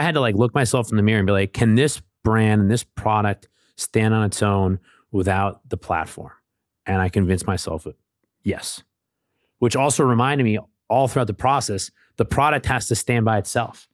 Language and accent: English; New Hampshire, United States; I'm from New Hampshire